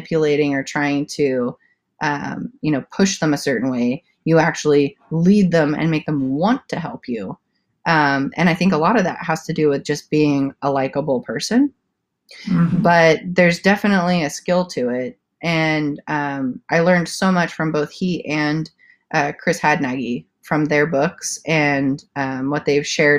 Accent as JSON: {"language": "English", "country": "South Africa", "tie": "born or raised there", "also_born_or_lived": "Santa Cruz, California", "moved": "as an adult", "lives_now": "California, United States", "said": "I was born and raised in South Africa, and I spent my preteen years in Santa Cruz, California. And then I moved back to South Africa, and I did eighth grade through college. And then I moved back to California after that, at the age of 19"}